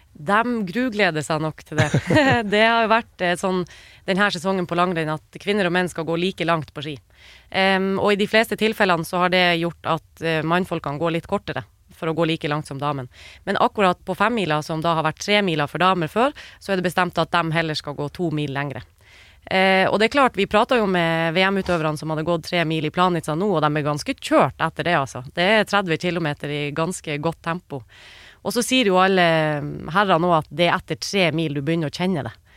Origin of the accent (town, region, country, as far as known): Norway